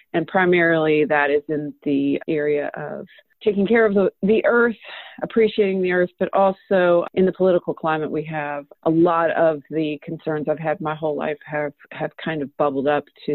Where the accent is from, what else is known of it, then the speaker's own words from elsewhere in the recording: Louisville, Kentucky, United States; I, too, was born and raised in Louisville, Kentucky